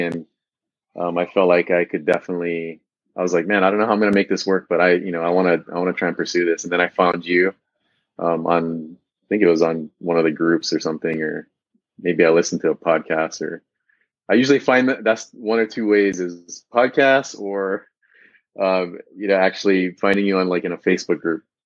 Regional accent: Big Island, Hawaii, United States; moved away as an adult; also born or lived in Southern California / Central California; I actually was born and raised on the Big Island, Hawaii

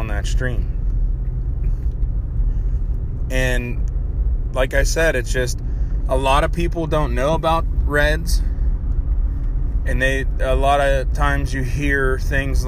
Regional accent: Pennsylvania, United States; my home state of Pennsylvania

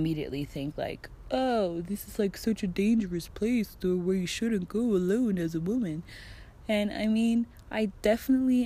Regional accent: Germany; now in Mexico; I'm from Germany.

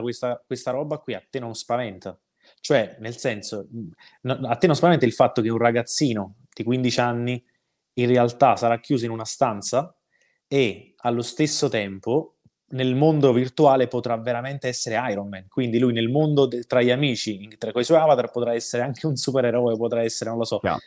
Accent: Cercola, Campania, Italy; io sono cresciuto a Cercola, ma stiamo parlando di due chilometri di distanza, quindi qua nella zona che noi chiamiamo paesi vesuviani

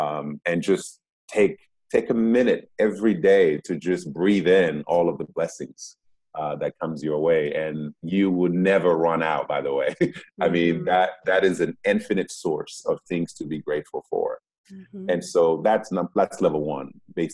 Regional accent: Boston, Massachusetts, United States; born there; moved away; also born or lived in Democratic Republic of the Congo; Like, I was born in Boston before going to the Congo. Now, I was born in the United States. I didn't ask to be born in the United States.

